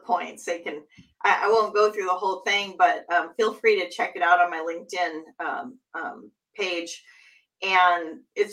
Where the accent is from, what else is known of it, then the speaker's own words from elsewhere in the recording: Seattle, Washington, United States; Seattle has a new team. That's my hometown